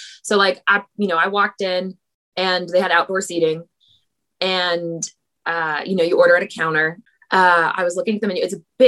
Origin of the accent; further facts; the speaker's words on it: California, United States; now in New York City, United States; And I'm from California.